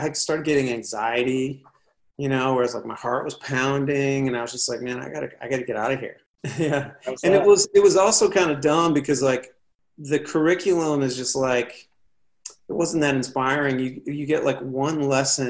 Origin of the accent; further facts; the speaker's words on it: Cleveland, Ohio, United States; moved away as an adult; also born or lived in Los Angeles; growing up in Cleveland